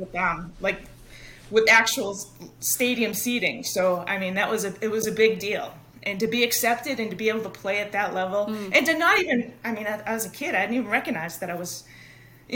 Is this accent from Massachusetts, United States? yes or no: yes; Lynn, Massachusetts, United States; accent: Boston; now in Danvers, United States; I played baseball for the Pine Hill Little League of Lynn, Massachusetts, my hometown